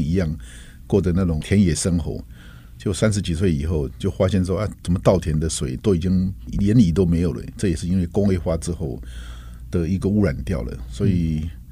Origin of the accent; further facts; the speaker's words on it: Taiwan; 台湾这块土地一直对我来说是有着一个深厚的前感，因为毕竟是这一个深厚的长长大的地方